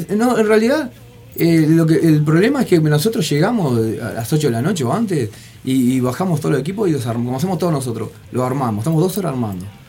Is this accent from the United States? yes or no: no; Montevideo, Uruguay; nosotros somos la curva de Maroño